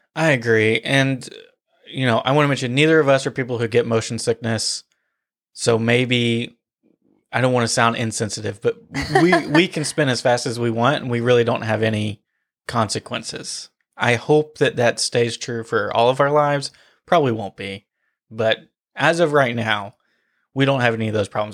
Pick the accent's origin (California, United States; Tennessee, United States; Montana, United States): Tennessee, United States; outside of Nashville; where we grew up outside of Nashville